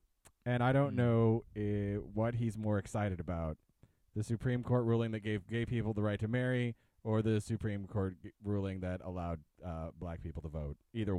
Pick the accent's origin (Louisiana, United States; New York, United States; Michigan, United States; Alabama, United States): Alabama, United States; Mobile; from Mobile.